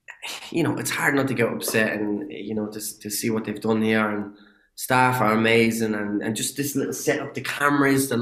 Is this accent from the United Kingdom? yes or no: no; Ireland; accent: Irish; I get to use my own accent. Now, I had to tamper the accent a little bit for, you know, to understand, for people to understand me a bit better. But, you know, that identity of being an Irish